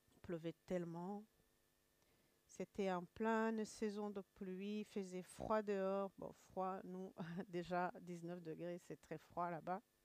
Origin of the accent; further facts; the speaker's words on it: Kigali, Rwanda; moved away; je suis rwandaise, de Kigali